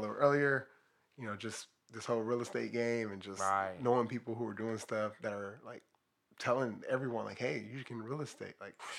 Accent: Watts, California, United States; Like, me growing up, I grew up in Watts, Imperial Courts Housing Projects, you know, gang banging, being a part of it.

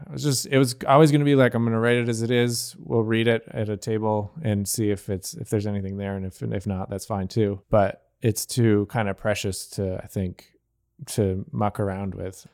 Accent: Gerry, New York, United States; now in Buffalo, United States; in my hometown, which is Gary, New York

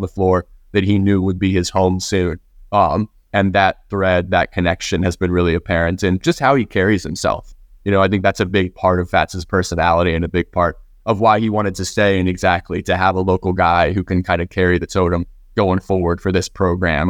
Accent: Norfolk, Virginia, United States; I grew up in Norfolk, and my mom teaches at O D U

